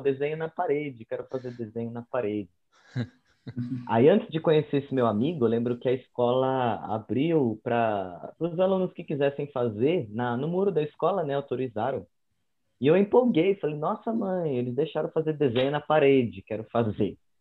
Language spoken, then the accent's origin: Portuguese; São Paulo, Brazil; moved away as an adult; also born or lived in Uberlândia; eu sou aqui de São Paulo mesmo. Eu sou da Zona Norte. Nascido, crescido, criado.